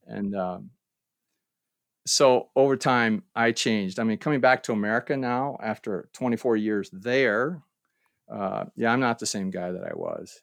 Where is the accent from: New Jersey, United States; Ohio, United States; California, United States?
Ohio, United States; moved away as an adult; my hometown in Ohio